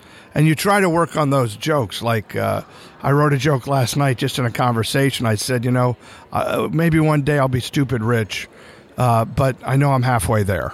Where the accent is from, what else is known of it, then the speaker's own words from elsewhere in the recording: Lehigh Valley, Pennsylvania, United States; moved away; I actually went to my hometown. I started in Lehigh Valley, Pennsylvania